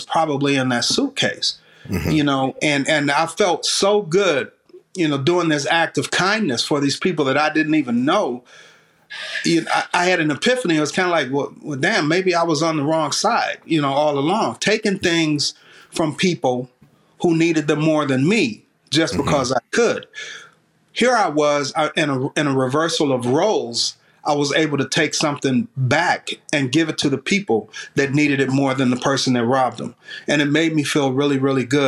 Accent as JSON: {"language": "English", "town": "Detroit", "region": "Michigan", "country": "United States", "tie": "born or raised there", "said": "while I was growing up in Detroit"}